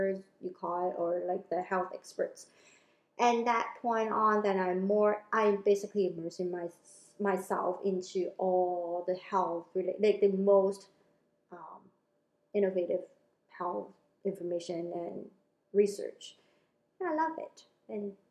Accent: Hong Kong; moved away; I grew up in Hong Kong

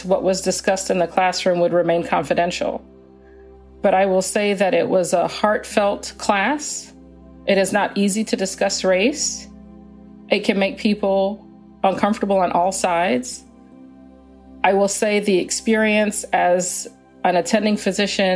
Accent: Atlanta, Georgia, United States; also born or lived in Canada; I was born in Canada, but I've grown up in the United States since I was 8 years old, in Atlanta since I was 8 years old

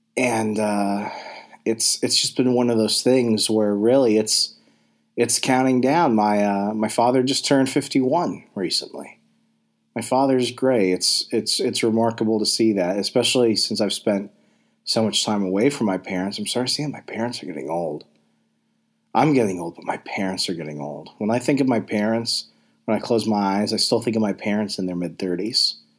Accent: Arizona, United States; I grew up in a small town in Arizona

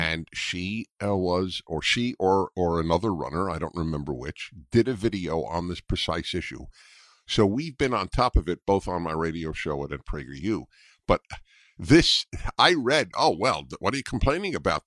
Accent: New York, United States; moved away as an adult; now in California, United States; growing up in New York

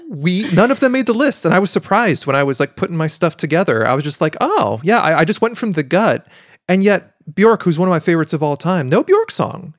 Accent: Pacific Northwest, United States; I am from the Pacific Northwest

